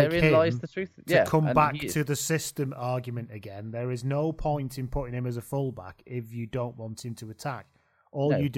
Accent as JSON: {"language": "English", "region": "England", "country": "United Kingdom"}